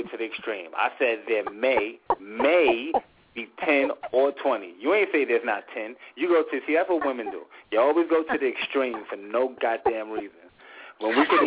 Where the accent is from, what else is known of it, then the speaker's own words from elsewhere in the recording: New York, United States; moved away; I'm coming from New York